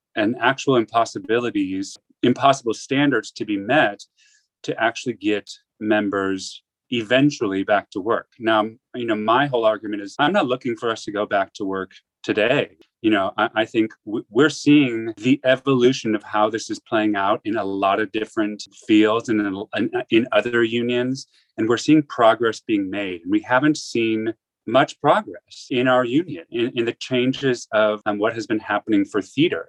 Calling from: New York City, New York, United States; I'm calling from New York City.

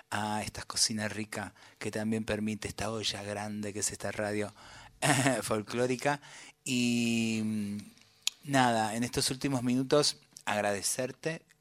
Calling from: Mexico; desde México, pegada a mi oreja a brotecitos

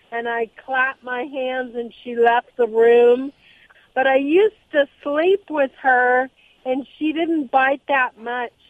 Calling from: Los Alamitos, California, United States; I'm in Los Alamitos, California.

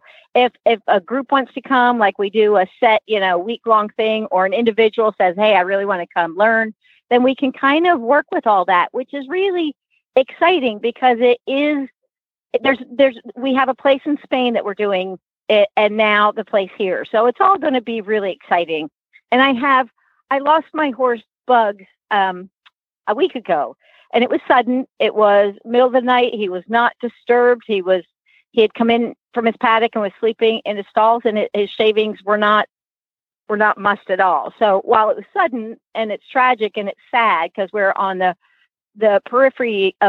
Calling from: California, United States; I am in Northern California now, and I am about to go see a client in a few minutes. But I'm moving to Santa Fe, New Mexico.

